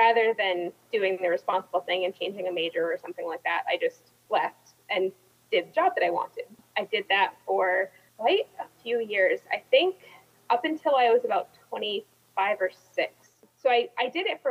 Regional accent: Massachusetts, United States; now in Rhode Island, United States; I grew up in Massachusetts, just went to public school

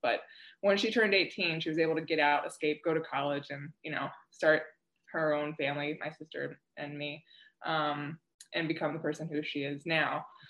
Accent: Florida, United States; moved away as an adult; also born or lived in Chicago, Illinois; now in Scottsdale, United States; I was born and raised in Florida.

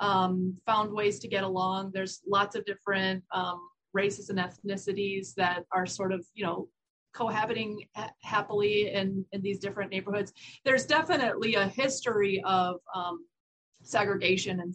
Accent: Chicago, Illinois, United States; I grew up in Chicago, in the city of Chicago

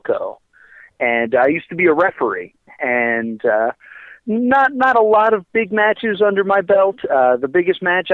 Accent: Mount Laurel, New Jersey, United States; I'm from Mount Laurel

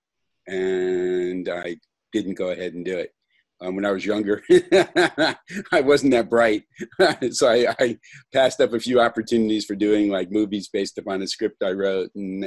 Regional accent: Florida, United States; I grew up in Florida

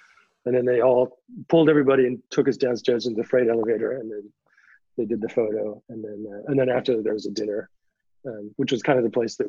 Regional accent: Canada; He didn't know I was from Canada.

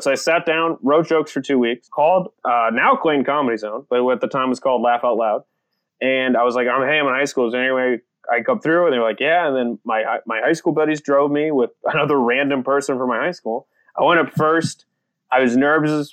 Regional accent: Apex, North Carolina, United States; born or raised there; also born or lived in San Francisco, California / El Salvador

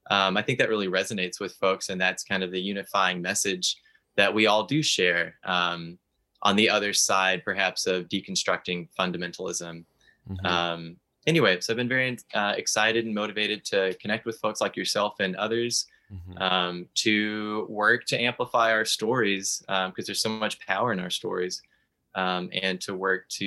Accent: Texas, United States; also born or lived in Alaska; I'm originally from Texas, but I lived half of my life in Alaska as well.

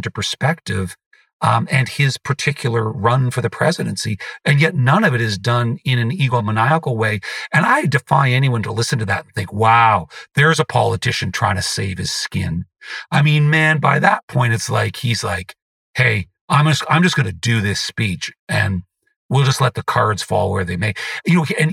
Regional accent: Canada; I am a Canadian

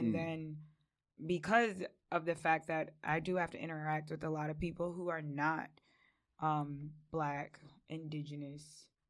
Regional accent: West Babylon, New York, United States; I'm a cool girl from the South Shore, but I am from West Babylon.

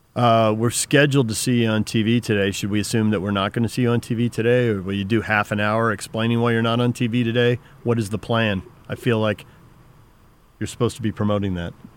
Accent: West Coast, United States; a guy who grew up on the West Coast

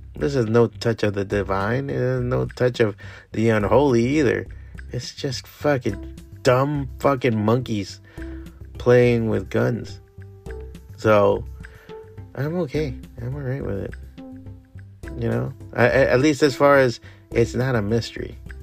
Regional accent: Miami, Florida, United States; also born or lived in San Francisco / Chicago / New York; Miami is my hometown. I grew up here. I was raised here.

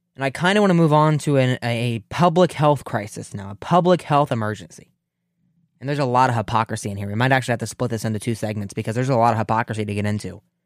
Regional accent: Ohio, United States; in the great state of Ohio, my home state

